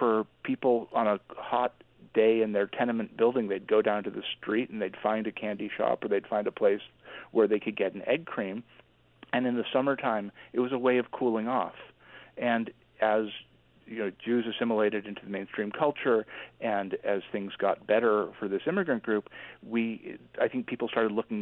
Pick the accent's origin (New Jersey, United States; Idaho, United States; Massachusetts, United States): Massachusetts, United States; Boston suburbs; I was growing up in the Boston suburbs